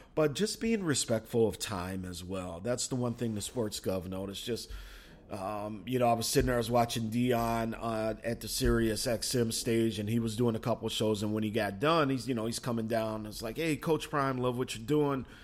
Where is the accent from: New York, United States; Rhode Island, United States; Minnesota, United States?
Minnesota, United States; I'm from Minnesota.